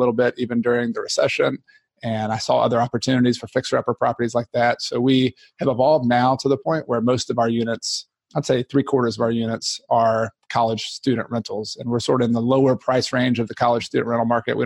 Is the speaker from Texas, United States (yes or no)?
no; Newnan, Georgia, United States; moved away as an adult; now in South Carolina, United States; I was from Atlanta, outside Noonan, Georgia, originally.